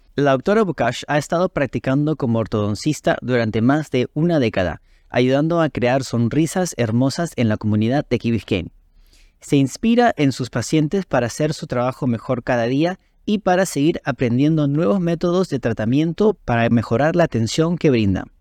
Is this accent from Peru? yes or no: yes; Peru; siendo peruano